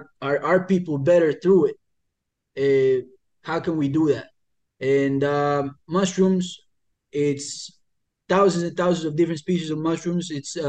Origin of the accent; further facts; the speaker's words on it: Colombia; moved away; I'd never watched football growing up. I'm from Colombia, so I never knew these guys as football players.